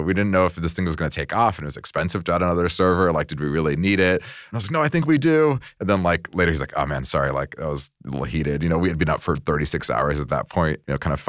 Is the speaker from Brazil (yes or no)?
yes; Brazil; now in United States; I come from Brazil. I was on a work visa